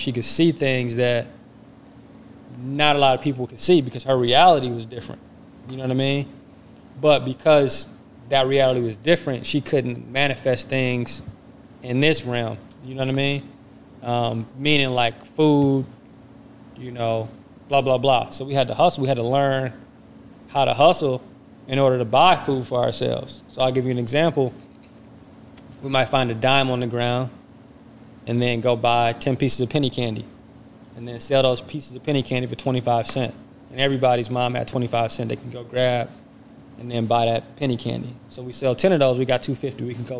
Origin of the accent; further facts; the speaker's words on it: Flint, Detroit, Kalamazoo, Michigan, United States; So I was born in Flint, you know, which is something that we share in common. And I was raised in Detroit on Joy Road in Granville and also Kalamazoo.